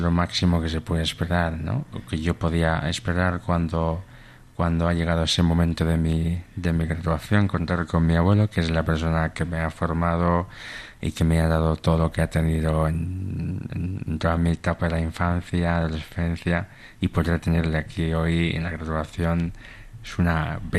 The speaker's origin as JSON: {"language": "Spanish", "country": "Equatorial Guinea", "lives_now": "Spain", "said": "en fan, que sería el idioma eh, de mi tierra, es mañana"}